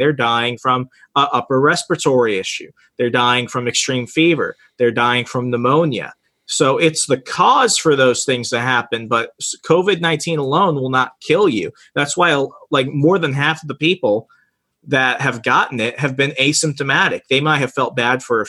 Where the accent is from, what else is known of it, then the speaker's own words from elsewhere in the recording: Arizona, United States; 200,000 people is the population of my hometown in Arizona. Right. Like it's just a small border town